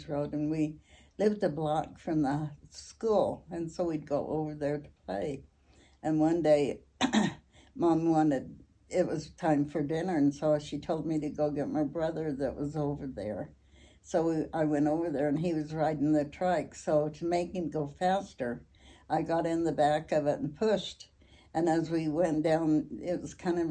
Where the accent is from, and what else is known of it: Logan, Utah, United States; born or raised there; also born or lived in Idaho Falls, Idaho